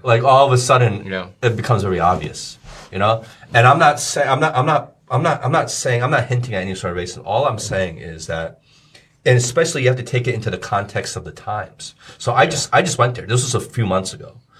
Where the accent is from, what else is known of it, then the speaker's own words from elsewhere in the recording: Plainfield, New Jersey, United States; moved away as an adult; now in China; I grew up in the States. So I grew up in New Jersey.